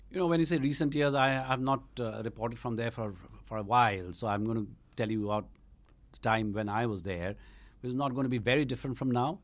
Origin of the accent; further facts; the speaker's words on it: Shillong, Meghalaya, India; moved away; also born or lived in Eastern Bengal; I grew up in Shillong, which is actually Khasi Hills, but, uh, there was a large Bengali population there